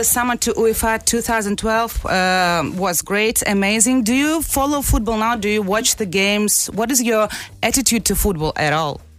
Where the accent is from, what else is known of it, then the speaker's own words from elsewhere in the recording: Hamburg, Germany; Я вообще из Гамбурга, там две команды футбольные, поэтому сижу с футболом каждые выходные